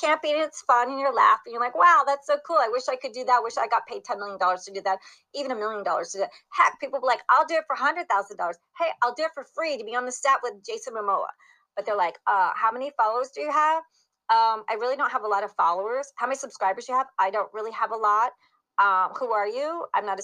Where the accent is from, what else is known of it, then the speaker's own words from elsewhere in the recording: Italy; I was born in Italy.